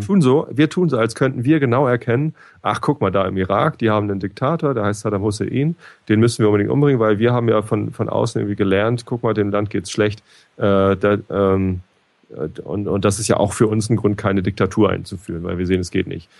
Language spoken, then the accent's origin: German; Germany; Ich als Deutscher